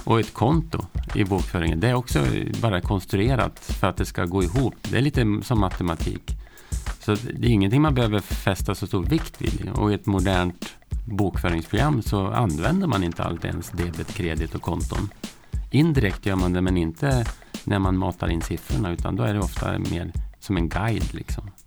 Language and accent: Swedish; Hudiksvall, Gävleborg County, Sweden; Jag kommer från Hudiksvall